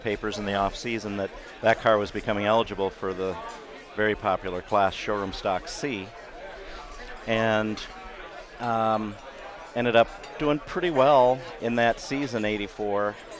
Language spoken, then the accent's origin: English; Milwaukee, Wisconsin, United States; born or raised there